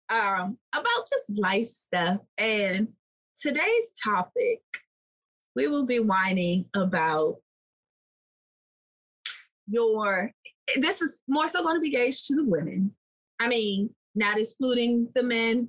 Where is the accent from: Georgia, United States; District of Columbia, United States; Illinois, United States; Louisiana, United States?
District of Columbia, United States; Washington; I was raised in Southeast DC